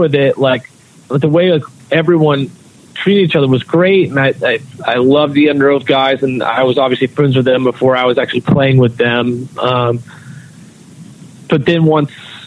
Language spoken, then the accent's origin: English; North Carolina, United States; growing up in North Carolina